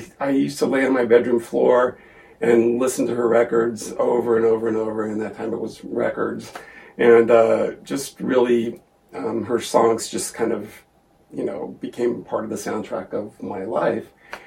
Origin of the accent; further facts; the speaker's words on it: Porterville, California, United States; I grew up in Porterville, California. My dad was a preacher. I'm gay.